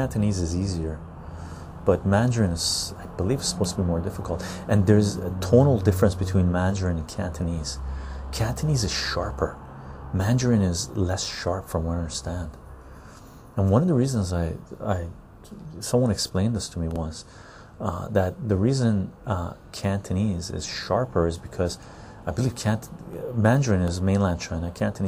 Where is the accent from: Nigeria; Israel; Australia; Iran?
Iran; Tehran, Tehran Province; born there; I was born in Tehran.